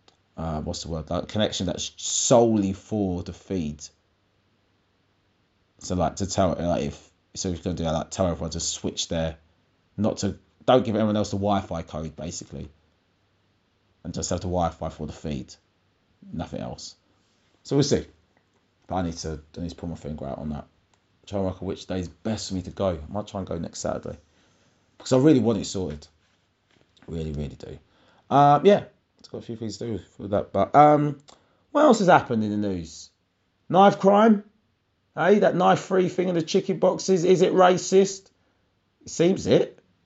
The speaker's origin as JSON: {"language": "English", "region": "London", "country": "United Kingdom", "said": "I thought we still exchanged numbers as we're both from London"}